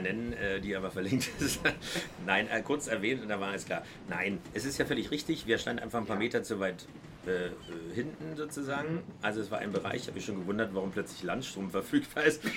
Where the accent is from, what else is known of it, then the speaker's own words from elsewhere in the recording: Berlin, Germany; als Berliner